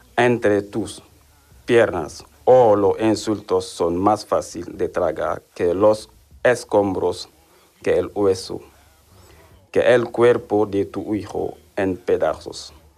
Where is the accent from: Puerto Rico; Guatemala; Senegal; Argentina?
Senegal; Spanish is a second language; moved away as an adult; now in Seville, Spain; tengo 30 años y soy de Senegal